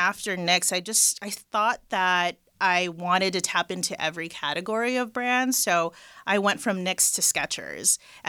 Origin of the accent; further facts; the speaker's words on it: Los Angeles, California, United States; and raised in LA, the Valley. I'm very proud to be from the Valley. I don't know why people hate on it, but I'm from the Valley.